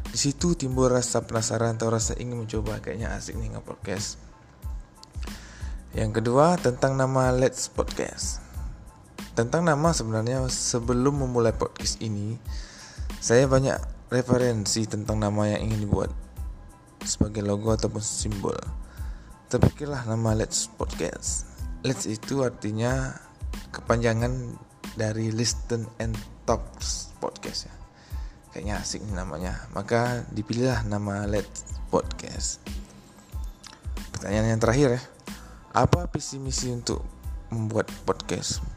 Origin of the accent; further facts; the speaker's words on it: Riau Islands, Indonesia; asal dari Kepri. Umur 30 tahun, pekerjaan sehari-hari bekerja di salah satu perusahaan BUMN di Kepri.